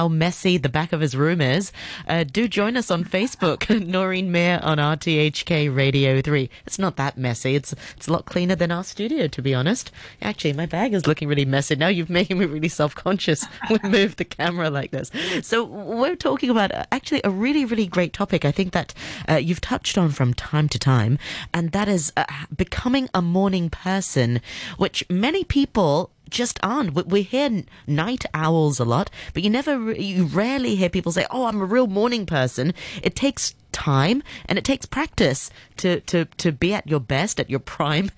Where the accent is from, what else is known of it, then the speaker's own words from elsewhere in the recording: Hong Kong; also born or lived in Canterbury, United Kingdom; I'm from Hong Kong, so I did get a bit of a culture shock when I moved to the UK for uni